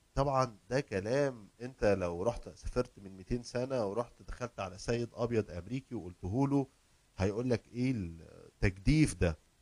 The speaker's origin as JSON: {"language": "Arabic", "country": "Egypt", "moved": "yes", "lives_now": "United States", "said": "عندنا في مصر"}